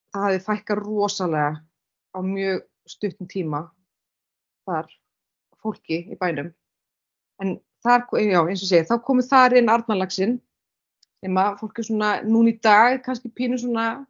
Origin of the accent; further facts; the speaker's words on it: Bíldudalur, Westfjords, Iceland; also born or lived in Reykjavík; now in Stöðvarfjörður, Iceland; ég er frá Bíldudal